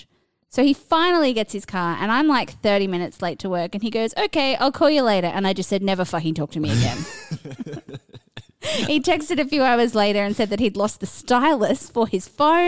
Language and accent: English; Australia; I'm Australian